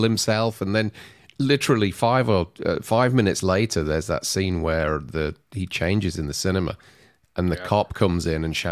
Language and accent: English; Yorkshire and the Humber, United Kingdom; moved away as an adult; also born or lived in London; I'm a Yorkshireman. I'm from Yorkshire.